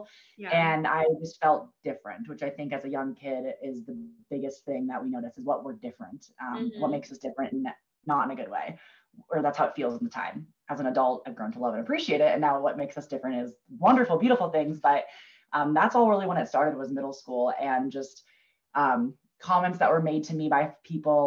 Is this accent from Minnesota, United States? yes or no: yes; Minnesota, United States; moved away as an adult; also born or lived in Kansas / Kansas City, Missouri; now in Denver, United States; I'm from Minnesota originally. So we grew up camping northern Minnesota